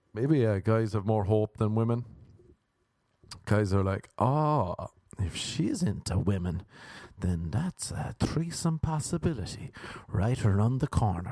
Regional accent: Ireland; now in United States; when I was growing up in Ireland

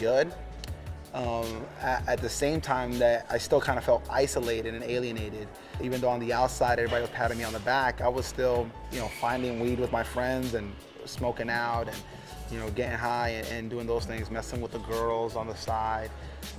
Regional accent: New York City, New York, United States; born or raised there; also born or lived in Puerto Rico; now in Omaha, United States

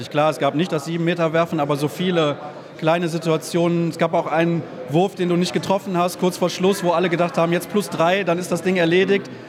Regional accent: Germany; aber also ich bin ja auch Deutscher, deswegen.

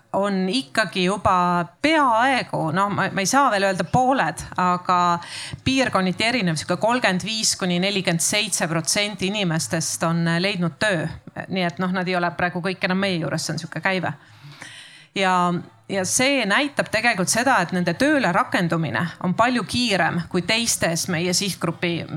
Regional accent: Tartu, Tartu County, Estonia; ise olen Tartust

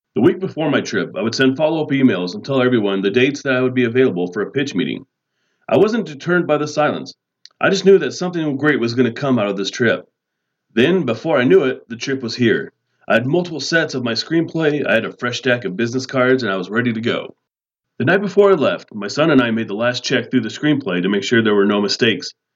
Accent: Denver, Colorado, United States; I'm from Denver, Colorado.

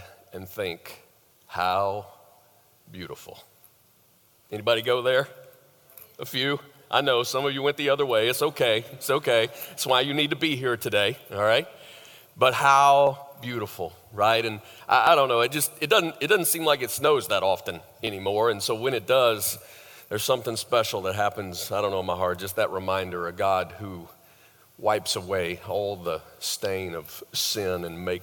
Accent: the South, United States; moved away as an adult; I grew up in the South

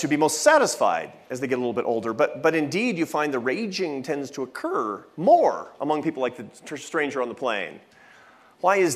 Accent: Seattle, Washington, United States; now in Washington, D.C., United States; when I was 17, growing up in Seattle

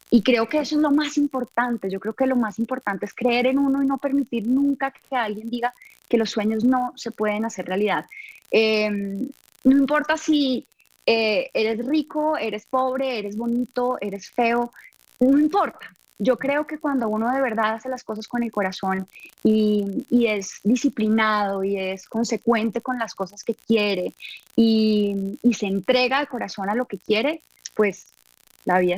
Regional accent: Bucaramanga, Santander, Colombia; now in Bogotá, Colombia; Eh, cuando yo salí de Bucaramanga, nadie daba un peso por mí. Eh, todo el mundo me decía, estás loca, que te vas a ir a Bogotá

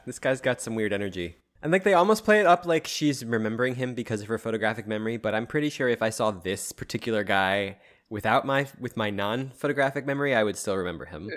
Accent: Philadelphia, Pennsylvania, United States; in Philly, we have like two primary ones

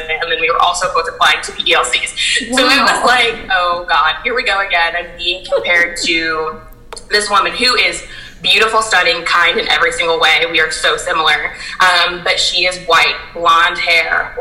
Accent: Fort Wayne, Indiana, United States; I grew up in Fort Wayne, Indiana, and I had a very diverse upbringing

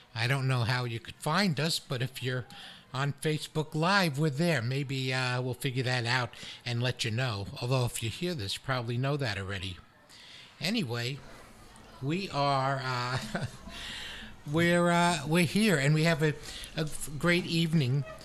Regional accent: New York City, New York, United States; I'm from Brooklyn

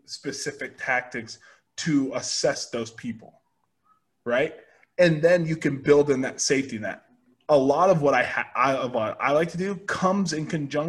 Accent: United States; Yeah, rather. I am an American.

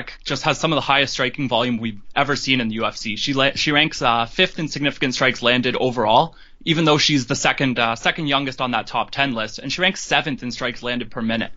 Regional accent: Toronto, Ontario, Canada; It might be a little hometown bias coming through. I'm from Toronto

